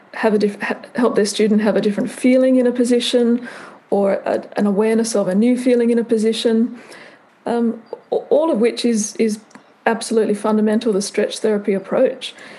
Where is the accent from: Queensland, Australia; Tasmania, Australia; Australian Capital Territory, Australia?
Australian Capital Territory, Australia; Canberra; I'm Australian. I grew up in Canberra, which is the national capital.